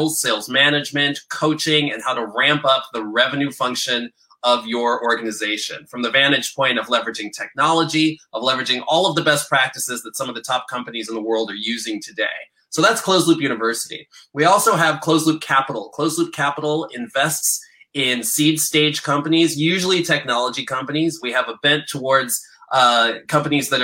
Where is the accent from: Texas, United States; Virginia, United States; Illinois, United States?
Illinois, United States; Chicago; now in San Francisco, United States; I'm originally from Chicago